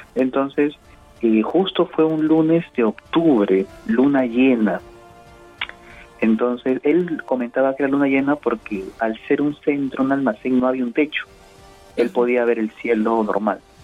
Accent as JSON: {"language": "Spanish", "country": "Peru"}